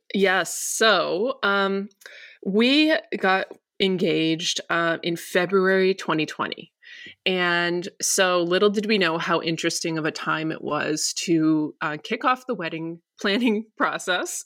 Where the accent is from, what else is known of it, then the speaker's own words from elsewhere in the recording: near Detroit, Michigan, United States; now in Los Angeles, United States; So we're both from Michigan. We're, we're basically from the same area. We're from the same county, um, near Detroit